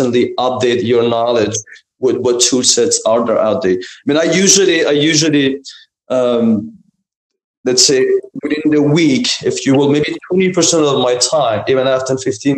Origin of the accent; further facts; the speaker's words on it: Iran; moved away; I was born and raised in Iran